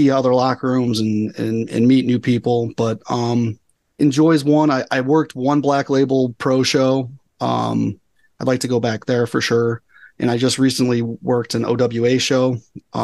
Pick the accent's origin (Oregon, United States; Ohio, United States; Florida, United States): Ohio, United States; Cleveland; I'm still from Cleveland regardless.